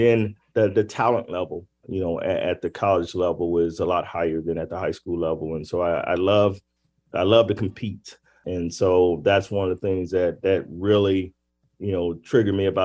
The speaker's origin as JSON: {"language": "English", "region": "Arkansas", "country": "United States", "said": "I'm from Arkansas"}